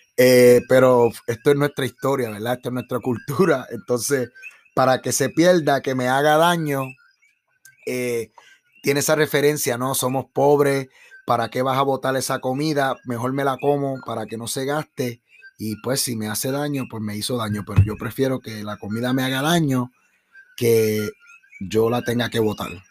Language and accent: Spanish; Puerto Rico; somos los puertorriqueños